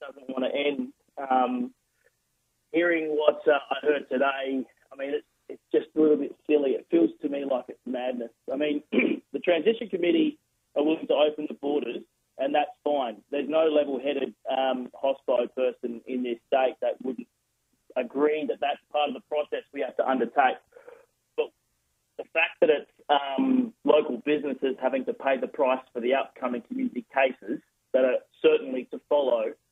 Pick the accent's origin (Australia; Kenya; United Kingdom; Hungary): Australia; South Australia; I never left South Australia. I stayed here.